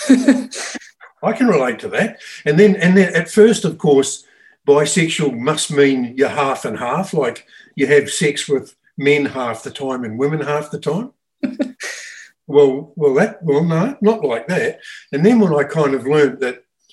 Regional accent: Australia; I grew up in Australia in the 60s and 70s

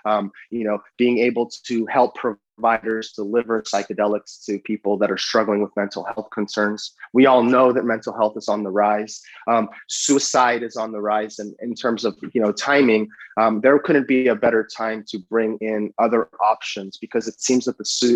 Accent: San Francisco, California, United States; I was born and raised in San Francisco

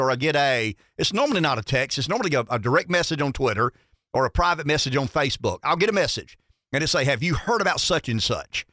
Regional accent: Florence, South Carolina, United States; I'm from Florence, but Sumter and Orangeburg would qualify as markets that we broadcast in.

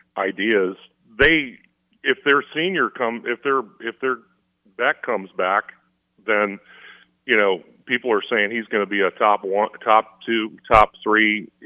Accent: Georgia, United States; I grew up in Georgia

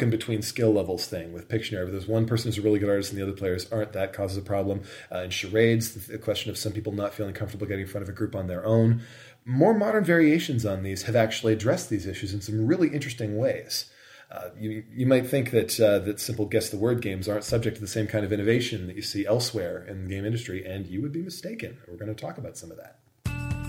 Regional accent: Southern Ontario, Canada; I grew up in Southern Ontario

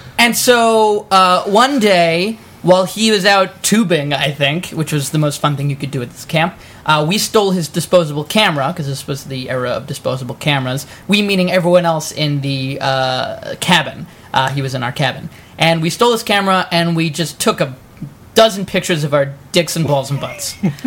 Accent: New York, United States; now in Los Angeles, United States; No, the first one, when my family moved to Los Angeles, we're from the East Coast, originally New York

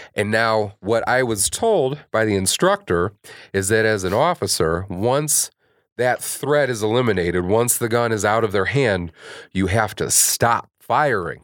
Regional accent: Kankakee, Illinois, United States; I grew up in Kankakee.

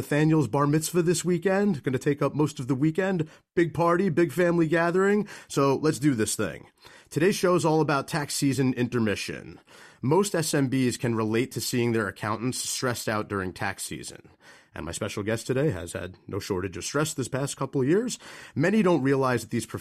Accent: Manalapan, New Jersey, United States; based right here in my hometown of Manalapan

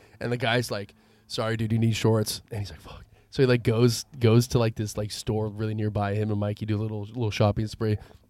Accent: San Rafael, California, United States; I'm from San Rafael.

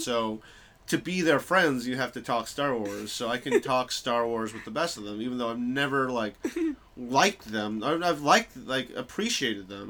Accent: New York, United States; moved away as an adult; also born or lived in Bloomington, Indiana / Chicago; I grew up in New York

